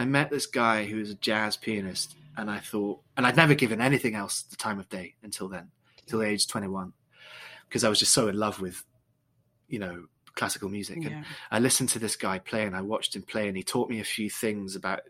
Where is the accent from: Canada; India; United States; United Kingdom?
United Kingdom; Scotland; Yeah, you say that as though you sort of like, you posh Englishman. No, I'm Scottish.